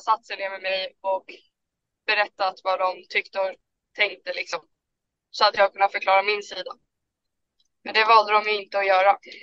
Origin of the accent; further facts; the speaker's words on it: Haninge, Stockholm County, Sweden; jag är från Haninge i början